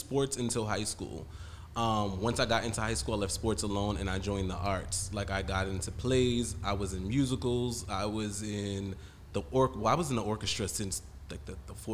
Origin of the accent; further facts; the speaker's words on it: Spring Valley, New York, United States; I was born and raised in Spring Valley, New York